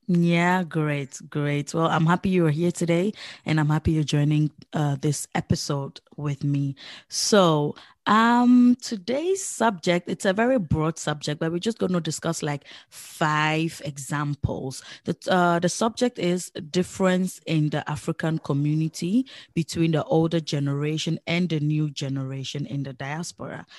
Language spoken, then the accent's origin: English; Netherlands; I grew up here in the Netherlands